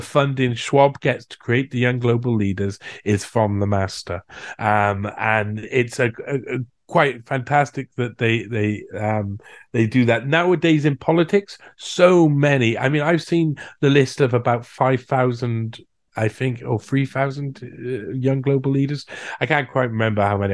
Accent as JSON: {"language": "English", "country": "United Kingdom", "tie": "born or raised there", "said": "in my home country, in Britain"}